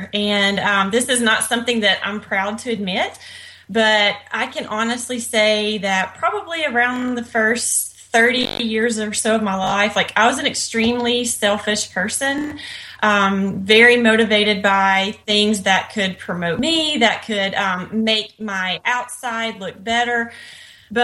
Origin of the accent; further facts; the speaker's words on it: Northwest Louisiana, United States; now in Texas, United States; I was born and raised in Northwest Louisiana, just really small town USA.